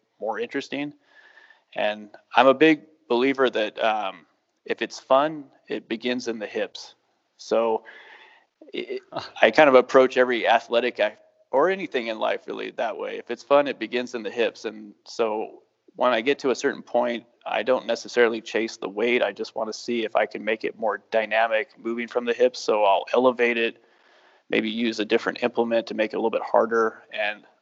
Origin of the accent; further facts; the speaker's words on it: United States; moved away as an adult; also born or lived in Ireland; growing up in the United States